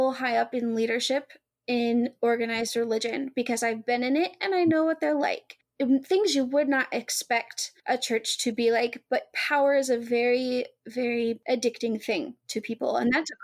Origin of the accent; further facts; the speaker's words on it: Arkansas, United States; I'm from Arkansas